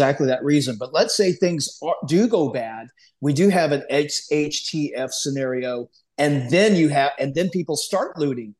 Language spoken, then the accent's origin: English; Southern Illinois, United States; I grew up in Southern Illinois, down in the coal mines and cornfields, soybean fields, way down the southern tip of Illinois